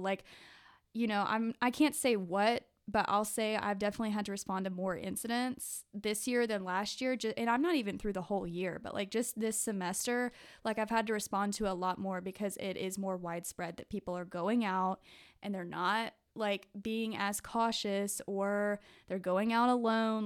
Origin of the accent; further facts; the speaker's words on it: Jackson area, Mississippi, United States; I'm from the Jackson area of Mississippi